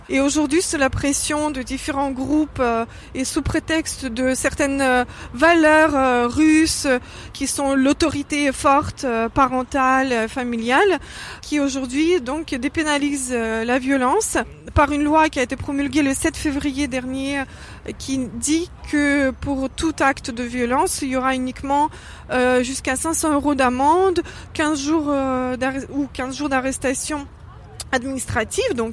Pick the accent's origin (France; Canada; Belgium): France; euh, je suis française